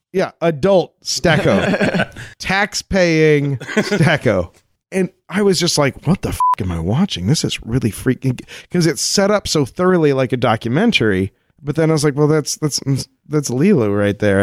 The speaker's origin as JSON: {"language": "English", "region": "Colorado", "country": "United States", "tie": "born or raised there", "said": "I grew up in Colorado, like like right at the base of a mountain"}